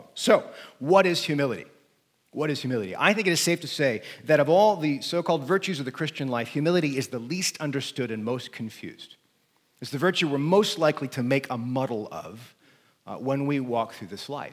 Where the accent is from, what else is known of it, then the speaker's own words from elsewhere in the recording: United States; I'm an American